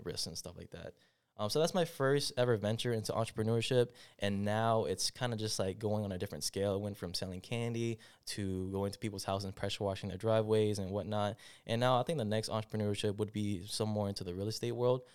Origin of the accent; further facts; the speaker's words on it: Clarkston, Georgia, United States; also born or lived in Atlanta, Georgia / Stone Mountain, Georgia / Decatur, Georgia; I was born and raised in Clarkston, moved to Stone Mountain, and now I'm in Decatur